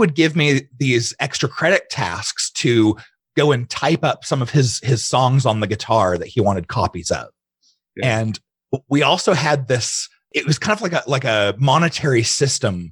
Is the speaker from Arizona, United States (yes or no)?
yes; Arizona, United States; also born or lived in Utah / Ukraine; I was born and raised in Utah. And I don't claim that very often because most of my upbringing was in Arizona.